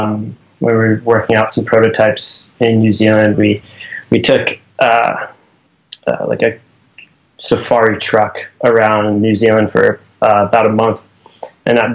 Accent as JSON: {"language": "English", "region": "Delaware", "country": "United States", "tie": "born or raised there", "said": "Jeff and I grew up in Delaware"}